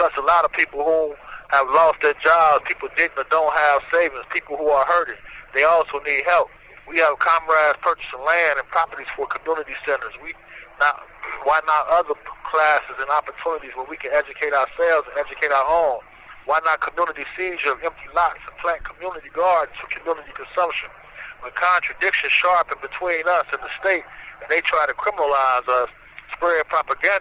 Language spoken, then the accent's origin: English; Indiana, United States; moved away as an adult; now in Virginia, United States; I'm originally from Indiana, forced out here to the state of Virginia